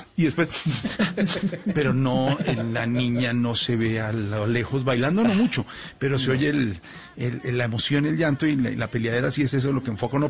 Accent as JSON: {"language": "Spanish", "country": "Colombia", "said": "nos sentimos tan orgullosos de ser colombianos"}